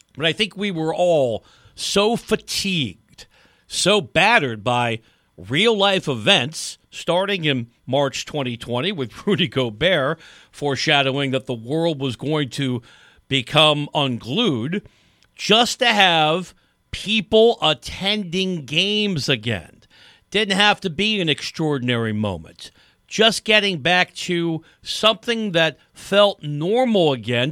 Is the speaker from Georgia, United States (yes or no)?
no; just outside the Bronx, New York, United States; moved away; I grew up just outside the Bronx. I went to high school in the city